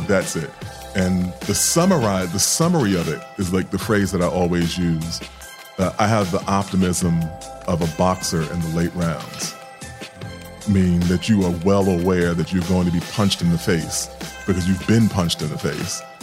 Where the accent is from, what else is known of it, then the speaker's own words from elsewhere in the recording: New York City, New York, United States; I grew up in Queens and Hollis